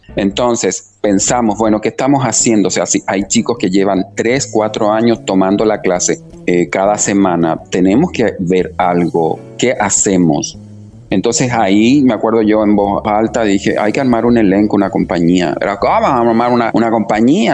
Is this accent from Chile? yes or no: yes; Chile; also born or lived in Argentina; now in Asunción, Paraguay; yo nací en Chile, eh, luego estuve un tiempo estudiando en Argentina también y luego eh, anclé acá en, Asunción.